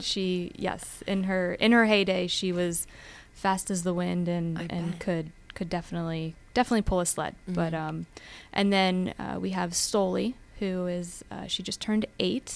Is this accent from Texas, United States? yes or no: no; Pennsylvania, United States; also born or lived in West Virginia; growing up in Pennsylvania, um, as I said, not a golfer, but played sports growing up.